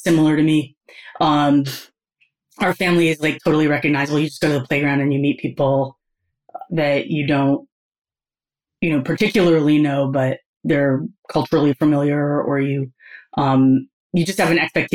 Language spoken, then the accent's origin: English; New England, United States; also born or lived in Philadelphia; now in Western Massachusetts, United States; I grew up in New England.